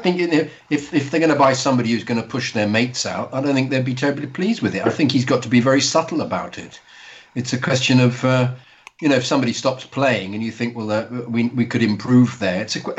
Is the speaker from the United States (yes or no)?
no; Sweden; English is a second language; As a kid that is born and raised in Sweden with Chilean parents that is of pure Spanish descent